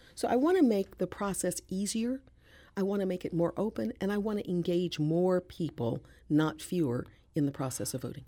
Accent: St. Louis, Missouri, United States; I'm one of three, born and raised in Saint Louis

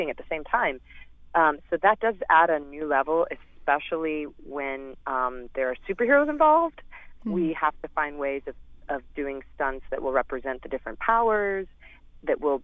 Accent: St. Louis, Missouri, United States; moved away; I love Missouri. I love St. Louis. I love where I grew up

